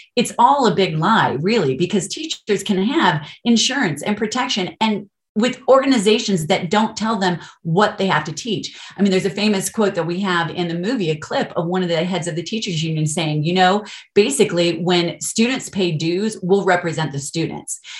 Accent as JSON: {"language": "English", "region": "Colorado", "country": "United States", "tie": "born or raised there", "also_born_or_lived": "California", "moved": "as an adult", "said": "I'm actually from Colorado, I'm not from California, grew up here, but we moved back"}